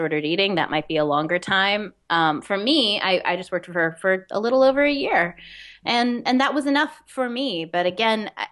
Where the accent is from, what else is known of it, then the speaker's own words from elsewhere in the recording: Westchester, New York, United States; I grew up mainly in Westchester, but almost all my family lived in the city, my extended family